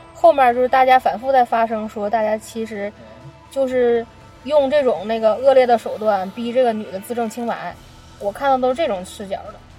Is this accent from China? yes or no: yes; China; 我国人民